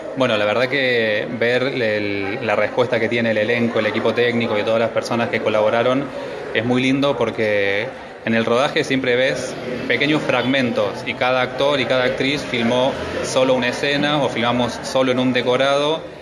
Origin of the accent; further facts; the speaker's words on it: Villa Dolores, Córdoba, Argentina; yo soy de Villa Dolores, que es en Tras la Sierra